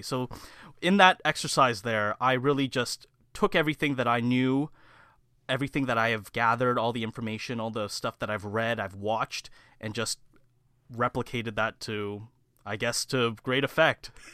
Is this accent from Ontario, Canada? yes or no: yes; Mississauga, Ontario, Canada; born and raised right here in, uh, the Heartland Town Center area here